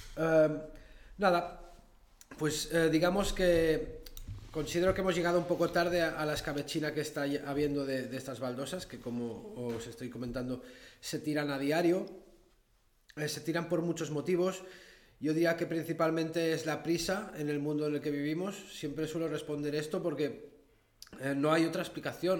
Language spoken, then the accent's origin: Spanish; Andorra; Soy nacido en Andorra hace 38 años